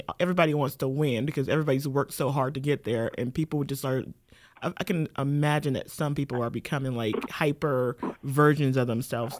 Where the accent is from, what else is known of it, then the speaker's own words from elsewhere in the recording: Cleveland, Ohio, United States; I'm from Cleveland originally